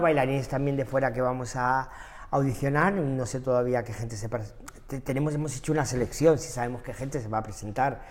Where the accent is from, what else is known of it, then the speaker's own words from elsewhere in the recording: Maspalomas, Canary Islands, Spain; also born or lived in Germany; now in Madrid, Spain; San Bartolomé de Tirajana, municipio Maspalomas, que es de donde soy